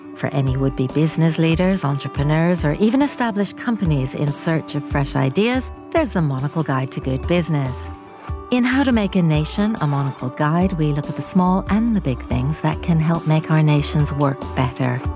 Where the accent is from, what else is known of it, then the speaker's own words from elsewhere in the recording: United States; moved away; my home country, the United States